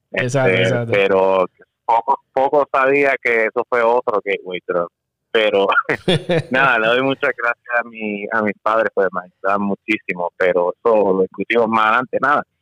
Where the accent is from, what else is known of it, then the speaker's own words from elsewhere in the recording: Puerto Rico; now in Florida, United States; yo, este, como dije, soy boricua, este, y me mudé aquí para Florida